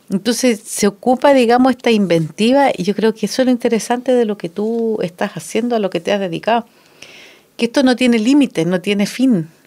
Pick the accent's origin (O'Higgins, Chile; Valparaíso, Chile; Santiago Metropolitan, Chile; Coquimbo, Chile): Santiago Metropolitan, Chile; Santiago; moved away; cuando yo vivía en Santiago, y yo soy santiaguina.